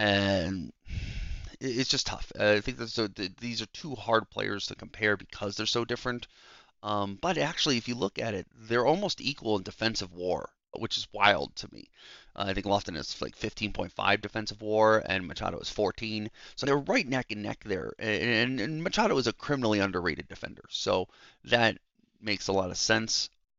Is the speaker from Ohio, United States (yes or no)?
yes; Cleveland, Ohio, United States; I grew up watching him in Cleveland my whole life.